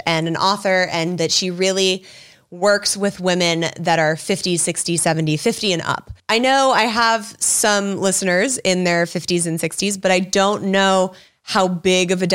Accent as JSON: {"language": "English", "town": "Los Angeles", "region": "California", "country": "United States", "tie": "born or raised there", "said": "growing up in Hollywood and being in Los Angeles"}